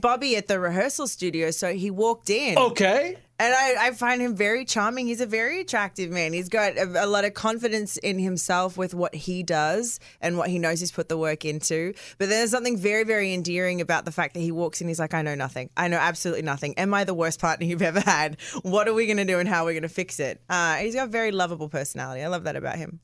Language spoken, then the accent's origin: English; Australia; I'm Australian